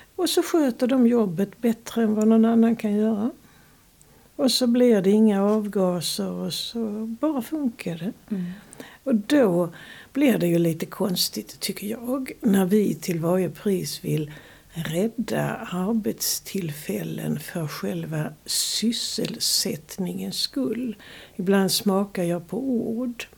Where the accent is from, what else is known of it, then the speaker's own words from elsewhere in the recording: Sweden; moved away; also born or lived in Lund; växte jag upp på landet